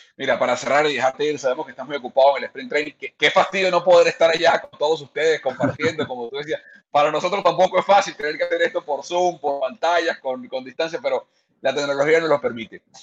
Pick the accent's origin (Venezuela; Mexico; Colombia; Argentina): Venezuela; also born or lived in Valencia, Venezuela; Tú y yo somos venezolanos